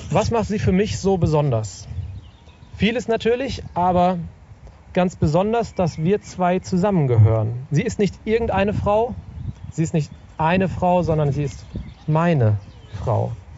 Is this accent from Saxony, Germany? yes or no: no; Sauerland, North Rhine-Westphalia, Germany; im Sauerland, wo ich aufgewachsen bin